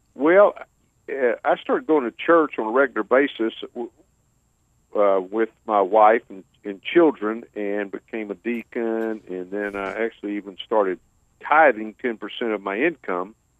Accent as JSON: {"language": "English", "area": "about an hour south of Houston", "region": "Texas", "country": "United States", "tie": "born or raised there", "moved": "as an adult", "lives_now": "Houston, United States", "said": "I currently live in Houston, and I grew up about an hour south of here"}